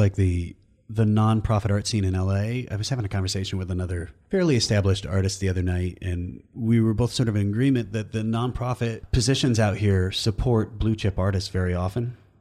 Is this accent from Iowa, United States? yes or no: yes; Iowa, United States; moved away as an adult; also born or lived in East Coast / Omaha; I left Iowa and I went to, like, Iowa State and then I moved to the East Coast